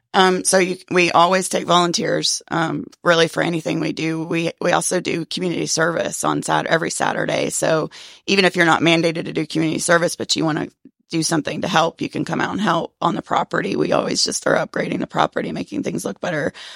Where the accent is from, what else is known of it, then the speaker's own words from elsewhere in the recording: Cherokee County, Georgia, United States; I was born and raised in Cherokee County